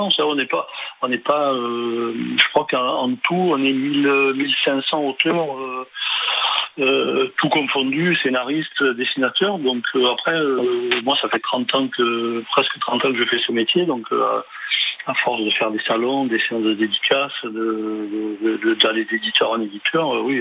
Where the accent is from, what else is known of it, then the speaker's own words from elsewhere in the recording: Toulon, Provence-Alpes-Côte d'Azur, France; born there; je suis né à Toulon, j'habite euh, j'habite un peu plus haut maintenant dans le, centre-val.